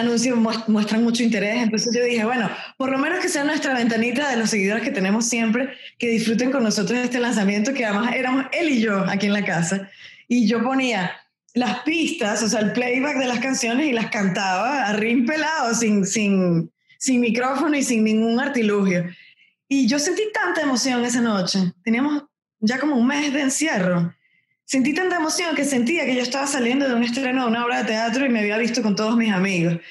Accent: Venezuela; moved away as an adult; now in Miami, United States; los dos somos venezolanos

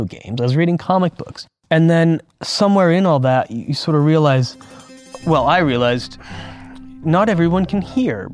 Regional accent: Westminster, California, United States; I grew up in Orange County, the city's Westminster, which is practically a different country from Los Angeles, but that's where I grew up

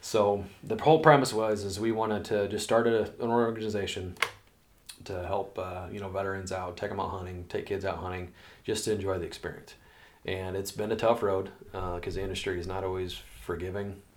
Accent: Des Moines, Iowa, United States; also born or lived in Altoona, Iowa; I grew up in central Iowa and uh, was born and raised in Des Moines

